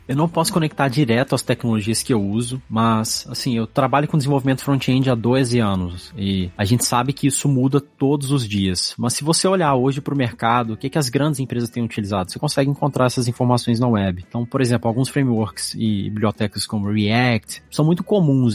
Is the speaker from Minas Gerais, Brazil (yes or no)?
yes; Belo Horizonte, Minas Gerais, Brazil; moved away as an adult; now in Sunnyvale, United States; eu sou de Belo Horizonte, Minas Gerais.